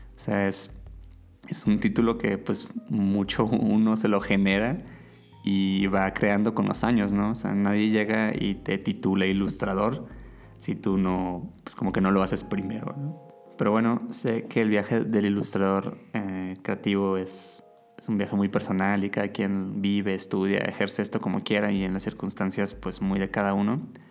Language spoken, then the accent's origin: Spanish; Mazatlán, Sinaloa, Mexico; Yo estaba estudiando mercadotecnia en la universidad en, Mazatlán, mi ciudad natal